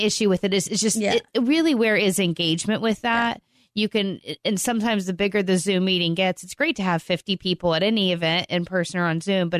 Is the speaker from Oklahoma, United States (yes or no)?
no; Florida, United States; now in Farmers Branch, United States; I'm from Florida.